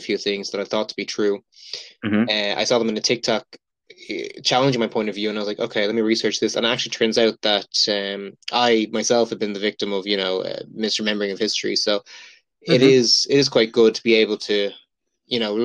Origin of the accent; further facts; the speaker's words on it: Dublin, Leinster, Ireland; also born or lived in Glasgow; I am from Dublin.